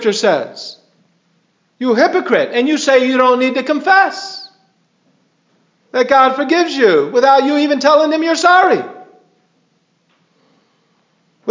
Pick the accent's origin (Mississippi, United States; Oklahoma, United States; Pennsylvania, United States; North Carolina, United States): North Carolina, United States; Wilmington; I was in from Wilmington, North Carolina.